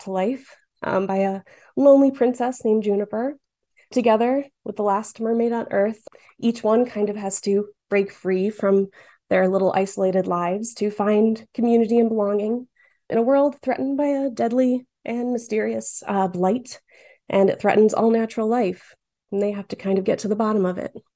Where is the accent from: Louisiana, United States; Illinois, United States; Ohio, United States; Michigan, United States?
Michigan, United States; Dearborn; I grew up in Dearborn